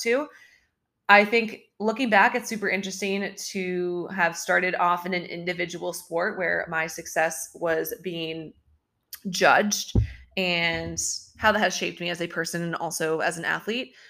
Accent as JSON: {"language": "English", "region": "Southern California", "country": "United States", "tie": "born or raised there", "said": "I grew up in Southern California"}